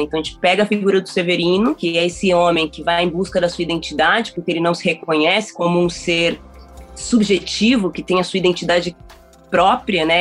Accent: Taboão da Serra, São Paulo, Brazil; eu ali no Taboão da Serra, que é a cidade onde eu nasci

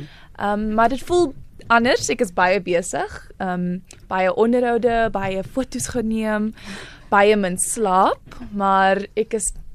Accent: Paarl, Western Cape, South Africa; born or raised there; also born or lived in Worcester, South Africa

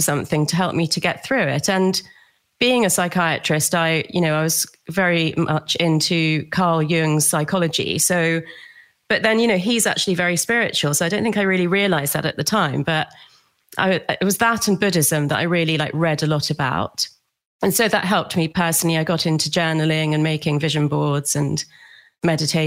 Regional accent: London, United Kingdom; also born or lived in Australia; I grew up in London

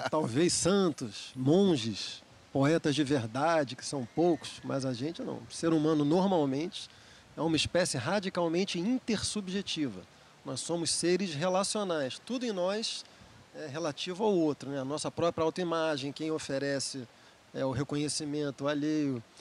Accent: Rio de Janeiro, Brazil; eu queria mandar um abraço pro meu compadre Dondon, com é... quem eu cresci no Andaraí.

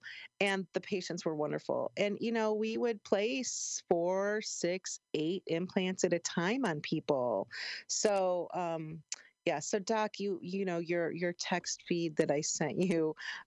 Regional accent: Chicago, Illinois, United States; moved away; I grew up in Chicago

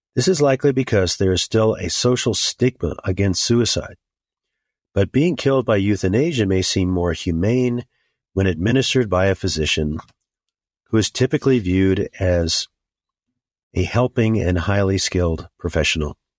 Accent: United States; As an American Christian, I have a riot of concerns for my country.

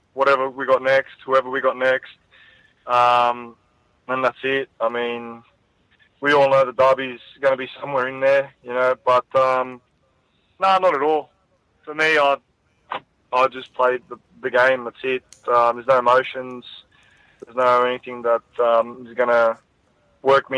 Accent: Sydney, New South Wales, Australia; also born or lived in Cecil Hills; I grew up in Punchbowl, and then we moved out to Cecil Hills.

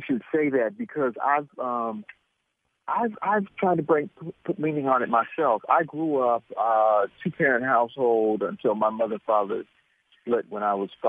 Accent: Oakland, California, United States; moved away; also born or lived in New York; I grew up in West Oakland

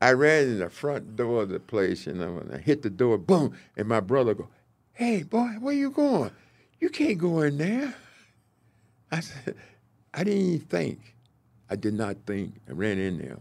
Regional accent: the South, United States; moved away as an adult; also born or lived in Minnesota; now in Kansas City, United States; I came from the South

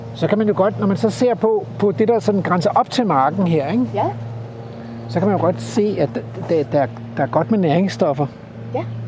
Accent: Stevns, Zealand, Denmark; now in East Jutland, Denmark; da jeg voksede op på Stævns

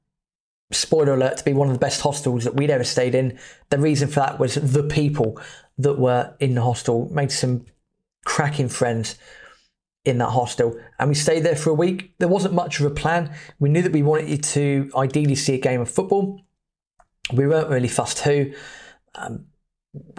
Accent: England, United Kingdom; We felt a bit weird being English in Argentina

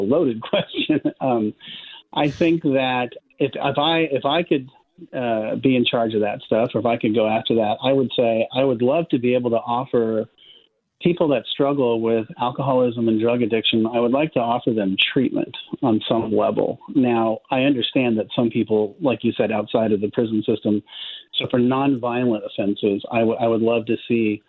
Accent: Palo Alto, California, United States; I grew up in Palo Alto, California

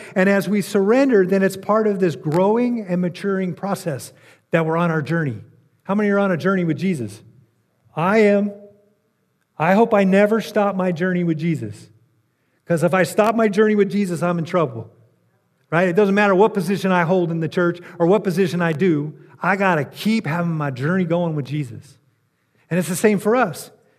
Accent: California, United States; I'm from California

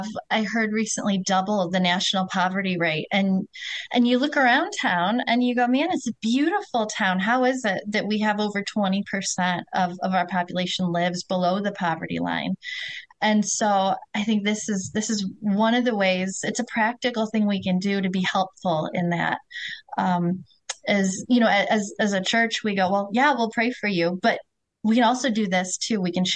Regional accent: Kalamazoo, Michigan, United States; moved away as an adult; now in South Haven, United States; I'm originally from Kalamazoo, so it doesn't feel like anything too foreign.

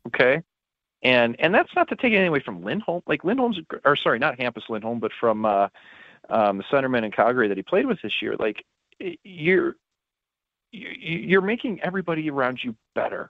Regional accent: St. Louis, Missouri, United States; I'm from St. Louis

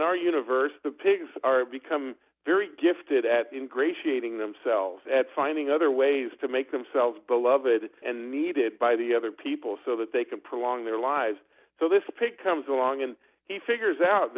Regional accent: France; moved away; I grew up in France

